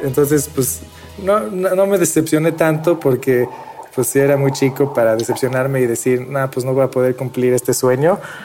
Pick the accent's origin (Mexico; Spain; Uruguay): Mexico; also born or lived in Beersheba, Israel / Sweden / Argentina / Boston; crecí en México eh, aprendiendo a hablar eh, en inglés en la escuela, en, en, hebreo en la casa, en español en la tarde con amigos